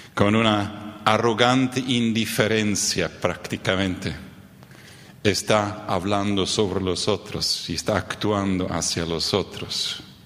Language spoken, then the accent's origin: Spanish; Neuland, Boquerón, Paraguay; Yo crecí en el Chaco paraguayo, en la colonia Neuland.